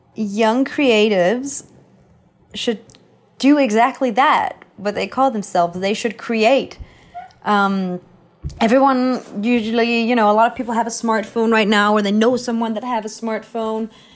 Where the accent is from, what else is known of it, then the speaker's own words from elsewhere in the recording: Copenhagen, Capital Region of Denmark, Denmark; moved away as an adult; now in Los Angeles, United States; I was from Copenhagen, which is the capital